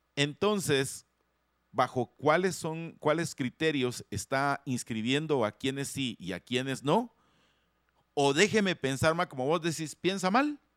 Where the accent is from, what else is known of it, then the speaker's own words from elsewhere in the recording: Guatemala; como buenos guatemaltecos